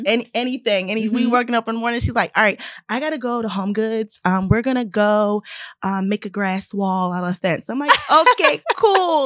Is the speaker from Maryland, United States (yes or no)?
yes; Baltimore, Maryland, United States; moved away as an adult; now in Los Angeles, United States; I am from Baltimore.